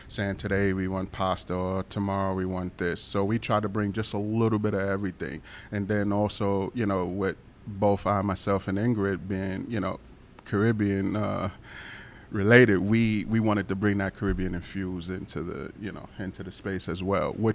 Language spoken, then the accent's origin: English; New York City, New York, United States; moved away as an adult; also born or lived in Wappingers Falls; now in Poughkeepsie, United States; born and raised in Brooklyn